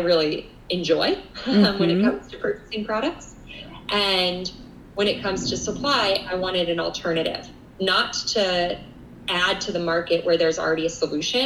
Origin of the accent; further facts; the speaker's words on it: Colorado, United States; now in New York City, United States; I grew up in Colorado